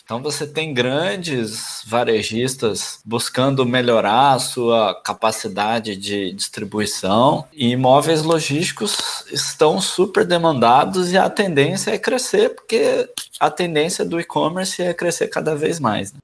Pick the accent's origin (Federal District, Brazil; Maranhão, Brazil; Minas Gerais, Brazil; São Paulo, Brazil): Minas Gerais, Brazil; interior of; now in Santos, Brazil; A gente é do interior de Minas. Hoje em dia eu moro numa cidade que não tem espaço